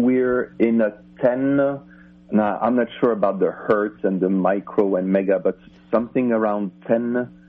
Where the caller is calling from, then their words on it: Finland; I'm calling you from way, way far away. I'm calling you from Finland in Europe.